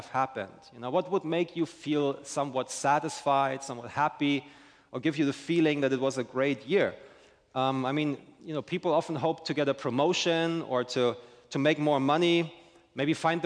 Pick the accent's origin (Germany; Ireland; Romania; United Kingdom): Germany; now in St. Augustine, United States; I'm originally from Germany